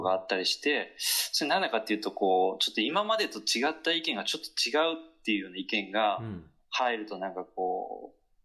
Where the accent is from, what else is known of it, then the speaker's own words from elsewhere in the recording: Kyushu, Japan; 九州男児